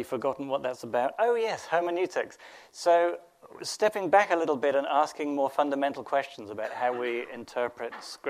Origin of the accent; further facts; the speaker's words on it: England, United Kingdom; I'm English